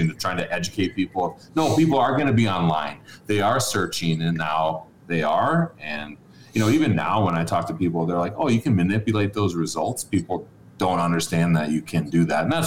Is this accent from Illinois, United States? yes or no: no; Minnesota, United States; I was actually, I'll just say born and raised in Minnesota